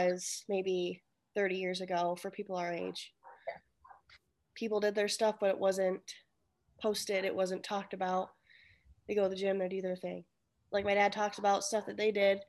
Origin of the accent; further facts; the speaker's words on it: United States; I am Asian American. Like, my mom was from a different country